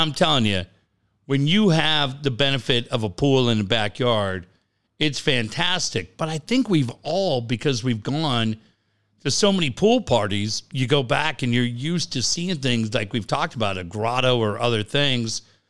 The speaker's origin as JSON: {"language": "English", "country": "Canada", "said": "I'm Canadian."}